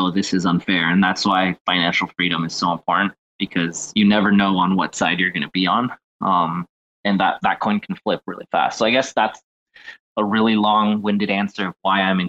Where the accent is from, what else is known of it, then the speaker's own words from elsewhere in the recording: Mexico; I'm actually from Mexico